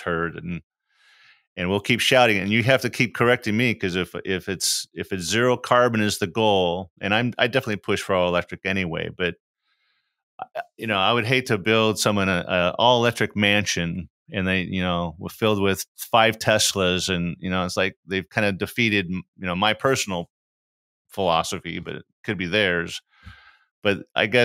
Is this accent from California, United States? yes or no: yes; California, United States; moved away; I'm glad I grew up there because I'm proud of my home state